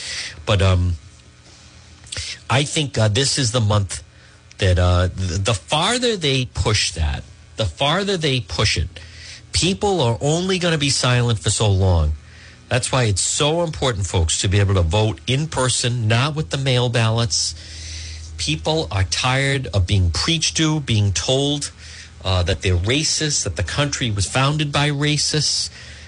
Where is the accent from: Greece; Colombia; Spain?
Spain; now in Melrose, United States; I'm an immigrant. I come from Spain. I come from outside too, and I feel it.